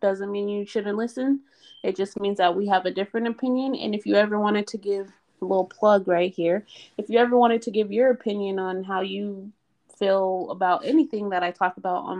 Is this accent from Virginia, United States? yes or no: no; Reno, Nevada, United States; moved away as an adult; also born or lived in Baltimore; I'm from Reno. Nothing happened in Reno. Reno is very quiet. Well, it used to be back in the 80s and 90s when I was growing up